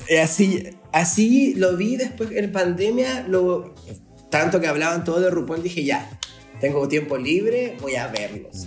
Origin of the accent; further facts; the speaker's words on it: Vallenar, Atacama, Chile; also born or lived in Santiago, Chile / La Serena, Chile; now in Talca, Chile; Vengo de Vallenar, una ciudad que está antes de Serena